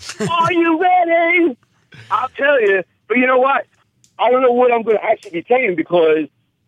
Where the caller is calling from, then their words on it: Australia; This is the star child. I'm calling from Australia.